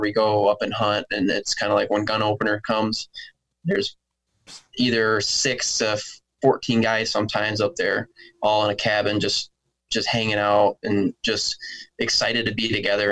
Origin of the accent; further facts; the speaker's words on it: Ravenna, Michigan, United States; also born or lived in Sterling Heights, Michigan; Been born and raised in Michigan. Was born on the east side of the state in Sterling Heights, and then moved to the west side in a small town called Ravana when I was like 6 months old